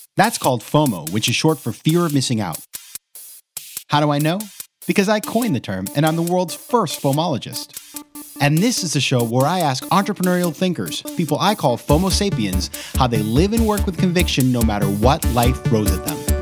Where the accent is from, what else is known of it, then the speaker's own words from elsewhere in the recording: Maine, United States; my home state of Maine